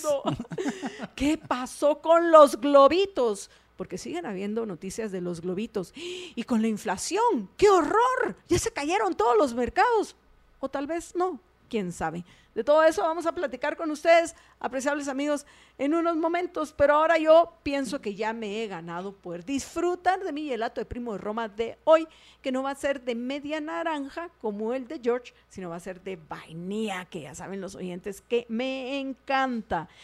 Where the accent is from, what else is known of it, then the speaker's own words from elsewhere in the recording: Guatemala; qué cariñosones que parece que somos los guatemaltecos